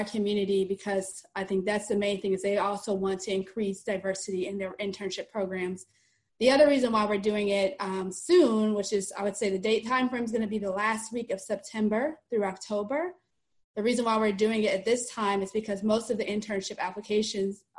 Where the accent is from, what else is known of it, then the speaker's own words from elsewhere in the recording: Cleveland, Ohio, United States; now in Orlando, United States; I live in the Orlando, Florida area, although I'm originally from Cleveland, Ohio